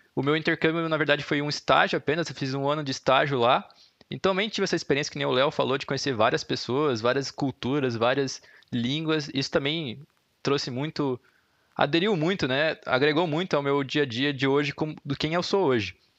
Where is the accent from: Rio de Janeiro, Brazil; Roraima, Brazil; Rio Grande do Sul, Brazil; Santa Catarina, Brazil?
Santa Catarina, Brazil; Brusque; moved away as an adult; now in Curitiba, Brazil; Eu sou de Brusque